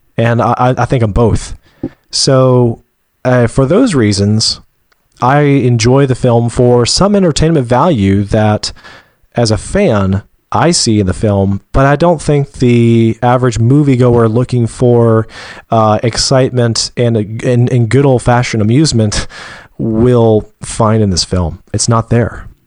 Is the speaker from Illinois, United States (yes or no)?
no; Georgia, United States; I was born and raised in Georgia, and I just gotta note, my dad was too, and he doesn't have a Georgia accent